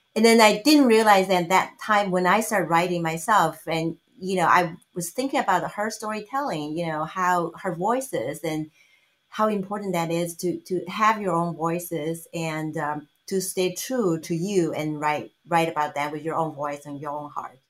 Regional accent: China; English is a second language; moved away as an adult; now in United States

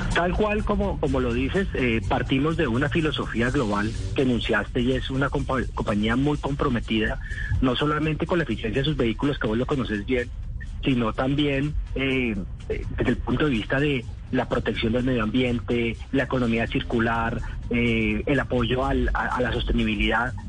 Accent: Colombia; como colombiano

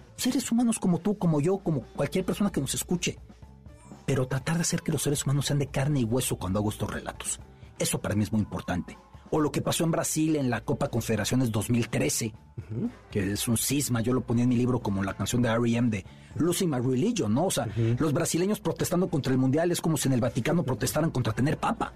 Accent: Mexico; De México.

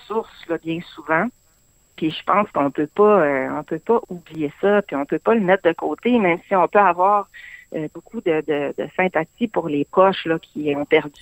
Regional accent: Saguenay, Quebec, Canada; moved away as an adult; je suis originaire du Saguenay

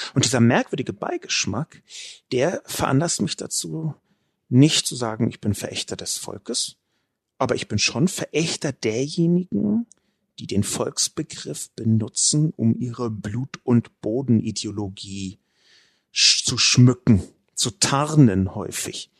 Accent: Berlin, Germany; Ich bin in West-Berlin geboren und aufgewachsen

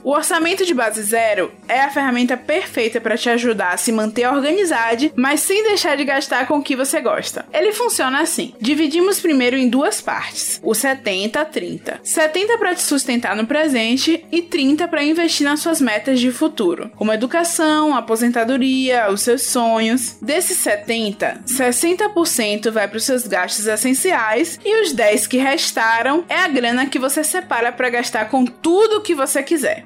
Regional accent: Valença, Bahia, Brazil; Eu sou de Valença

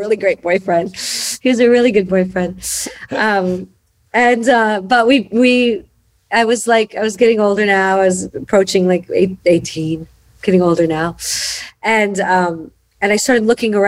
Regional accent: Chicago, Illinois, United States; I was born and raised in Chicago.

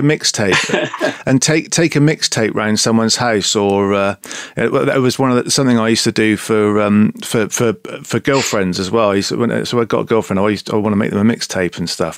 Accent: Bristol, South West England, United Kingdom; I'm from Bristol. I'm proud to be Bristolian.

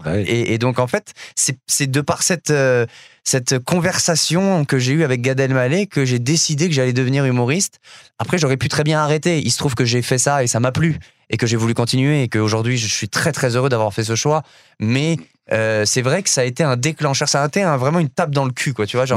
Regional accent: Paris, Île-de-France, France; moved away as an adult; also born or lived in Montreal; j'ai grandi en France, à Paris

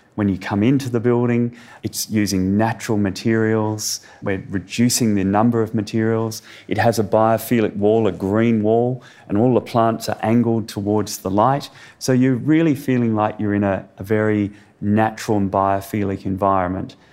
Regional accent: Perth, Western Australia, Australia; I grew up in Perth.

